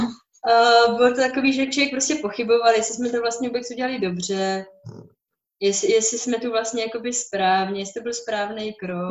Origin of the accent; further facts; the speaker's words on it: Bohemia, Czechia; u nás v Čechách